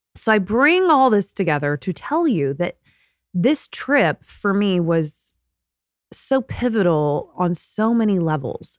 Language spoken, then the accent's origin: English; Martinsville, Indiana, United States; moved away; I am born and raised in Indiana.